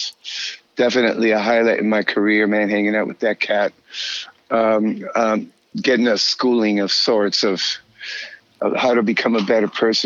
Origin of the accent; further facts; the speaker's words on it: California, United States; I'm from California. You know, we actually live in Orange County, which is where Disneyland is.